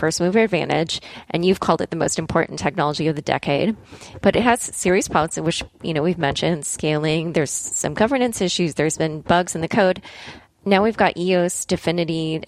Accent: Cleveland, Ohio, United States; in the Cleveland, Ohio area. That's where I'm from

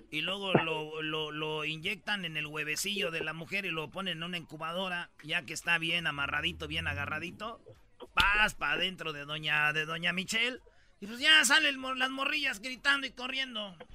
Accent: Nuevo León, Mexico; moved away; yo soy de Nuevo León.

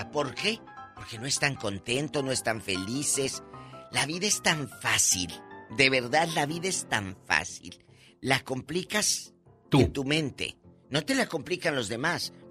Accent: Mexico; Y luego, pues saben que soy muy mexicana.

